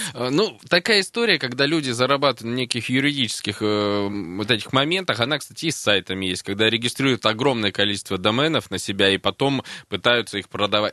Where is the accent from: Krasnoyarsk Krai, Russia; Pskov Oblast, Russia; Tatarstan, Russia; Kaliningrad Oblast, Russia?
Krasnoyarsk Krai, Russia; Krasnoyarsk; Я буду последний красноярец